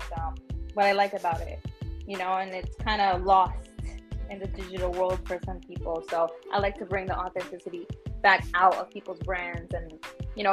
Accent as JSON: {"language": "English", "town": "New York City", "region": "New York", "country": "United States", "tie": "born or raised there", "also_born_or_lived": "Queens, New York", "said": "I'm from the Bronx, New York. That's where I was born and raised."}